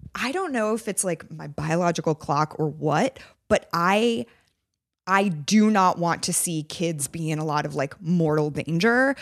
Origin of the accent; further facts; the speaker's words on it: San Francisco, California, United States; I'm from San Francisco